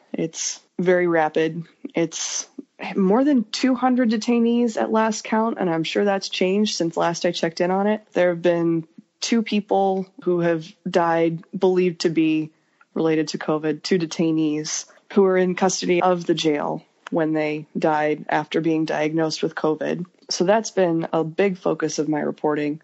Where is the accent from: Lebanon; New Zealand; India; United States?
United States; Idaho Falls, Idaho; also born or lived in Salt Lake City, Utah; I was born in Salt Lake City, Utah but my family moved about three and a half hours north of there when I was like kindergarten age to a small ish city called Idaho Falls, Idaho.